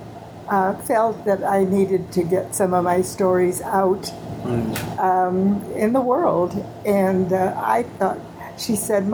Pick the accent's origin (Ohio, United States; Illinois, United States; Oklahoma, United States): Illinois, United States; a suburb just south of Chicago; I grew up in Illinois in a little tiny suburb just south of Chicago.